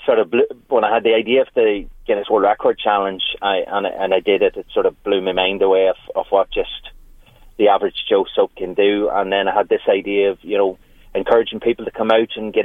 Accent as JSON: {"language": "English", "town": "Newry", "region": "Northern Ireland", "country": "United Kingdom", "tie": "born or raised there", "moved": "yes", "lives_now": "County Louth, Ireland", "said": "that's where my hometown was Newry"}